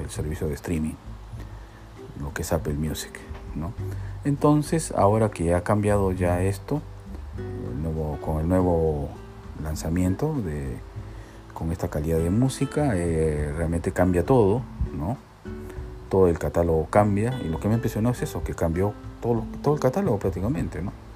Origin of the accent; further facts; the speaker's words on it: Peru; soy peruano